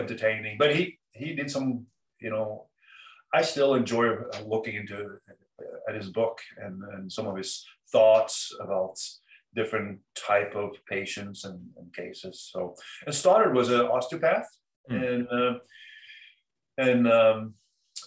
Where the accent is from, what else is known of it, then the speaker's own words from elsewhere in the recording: Oslo, Norway; moved away as an adult; also born or lived in Cambridge, Massachusetts, United States; now in Southern Maine, United States; My hometown.